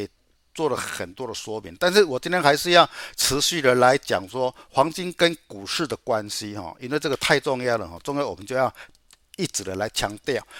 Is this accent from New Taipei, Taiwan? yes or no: no; Chiayi, Taiwan; 我是嘉义的